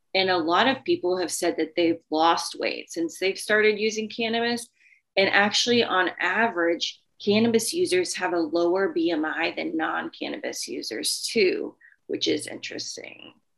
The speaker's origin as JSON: {"language": "English", "region": "the South", "country": "United States", "said": "I'm from the South"}